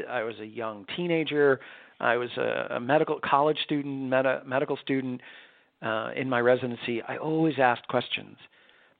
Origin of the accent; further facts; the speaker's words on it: New York, United States; I was born and raised in New York